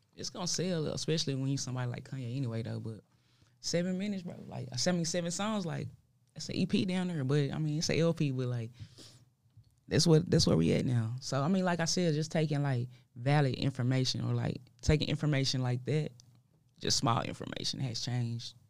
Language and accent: English; Dallas, Texas, United States; I'm from Dallas